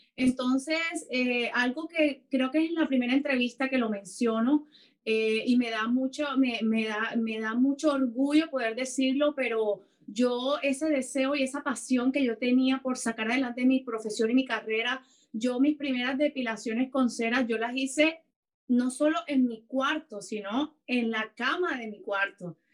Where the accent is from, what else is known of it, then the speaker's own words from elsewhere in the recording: Cartagena, Bolívar, Colombia; moved away as an adult; now in Canada; yo soy colombiana, soy de Cartagena de Indias